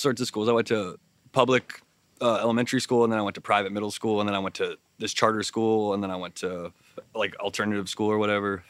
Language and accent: English; Amherst, Massachusetts, United States; I'm from Amherst, Massachusetts.